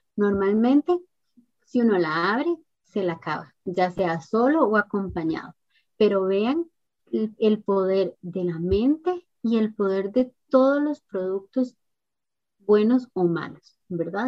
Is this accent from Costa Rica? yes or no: yes; Costa Rica; acá en mi país, en Costa Rica